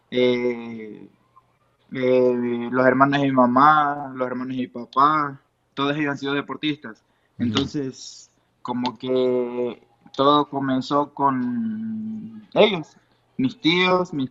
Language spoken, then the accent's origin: Spanish; Ecuador; now in Tijuana, Mexico; Salimos de Ecuador, de Ecuador y nos fuimos a Tijuana sin pensarlo dos veces y a ver qué pasa.